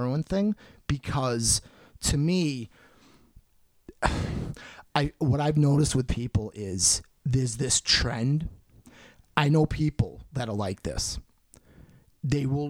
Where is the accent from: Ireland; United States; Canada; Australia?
United States; Halifax, Massachusetts; I'm from Halifax, but it's like the same area